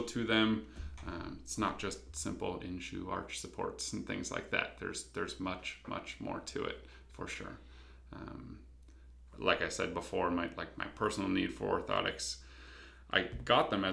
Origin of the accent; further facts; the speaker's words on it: London, Ontario, Canada; moved away as an adult; now in Hamilton, Canada; Grew up in London